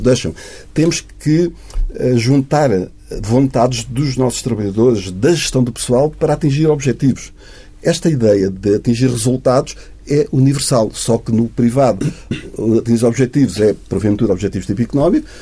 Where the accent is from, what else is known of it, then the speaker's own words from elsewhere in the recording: Portugal; somos todos nós, que somos portugueses